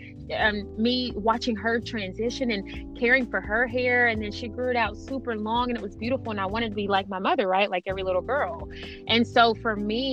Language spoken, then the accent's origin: English; Georgia, United States; moved away as an adult; now in Las Vegas, United States; I'm from Georgia, so I'm used to the big hair. I'm used to the humidity